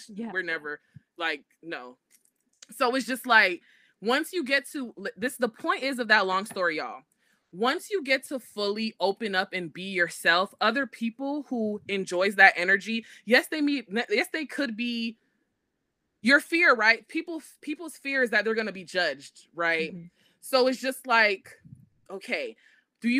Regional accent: Florida, United States; I'm from Florida, and I went to Florida State University

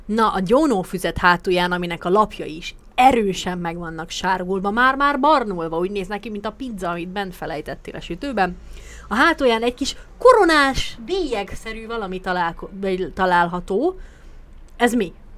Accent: Békés, Hungary; a Békés megyében nőttem fel

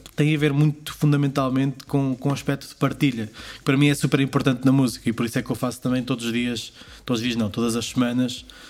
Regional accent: Portugal; moved away as an adult; also born or lived in Hamburg; o baile de São Silvestre, porque é a minha aldeia

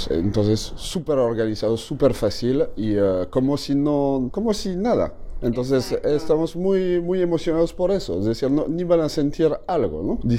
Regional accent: Mexico; andando en las calles de, Montreal, efectivamente somos los primeros mexicanos en, pisar las calles de Montreal.

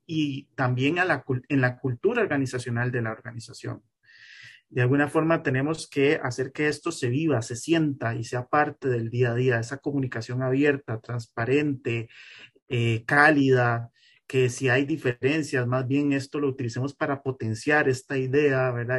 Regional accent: Costa Rica; como costarricense

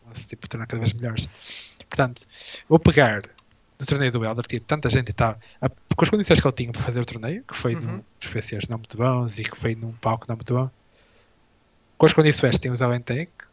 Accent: Portugal; first language Portuguese; somos portugueses

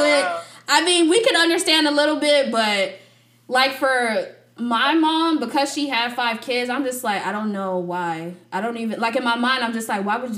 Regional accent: United States; we were raised in the United States

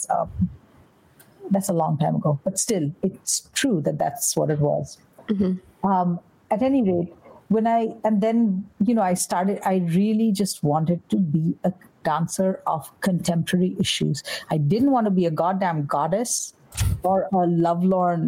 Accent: West Bengal, India; moved away as an adult; now in New York, United States; where I grew up in Bengal

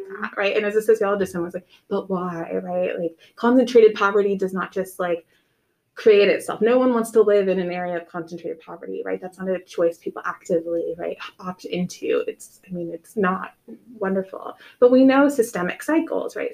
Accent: Nebraska, United States; moved away as an adult; now in Macon, United States; I was born and raised in Nebraska. We did not move around

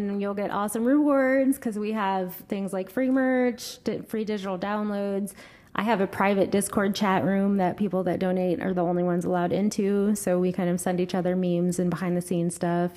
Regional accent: Delaware, Ohio, United States; Delaware, which is my hometown

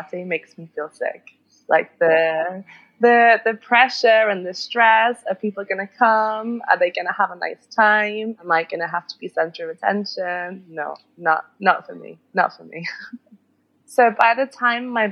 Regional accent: Liverpool, North West England, United Kingdom; moved away as an adult; now in Barcelona, Spain; originally I'm from Liverpool, which is in the north of England

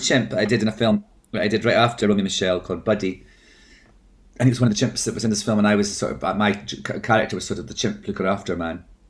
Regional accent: Scotland, United Kingdom; I'm Scottish

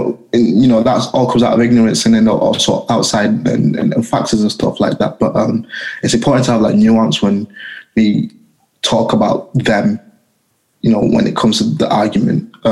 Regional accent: Leigh, North West England, United Kingdom; I'm from a small town called Lee, which is just outside of Manchester.

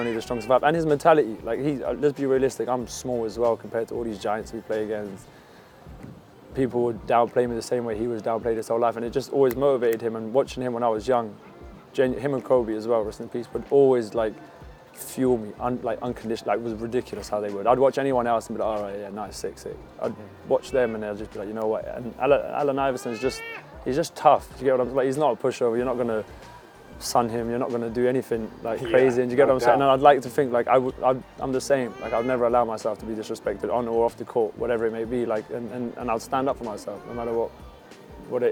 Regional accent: London, United Kingdom; moved away as an adult; also born or lived in Albania; now in Plymouth, United Kingdom; I'm born in Albania on a mountain, grew up in London

